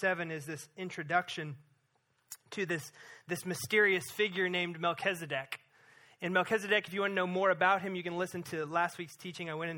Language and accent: English; Missouri, United States; moved away; growing up in Missouri as a kid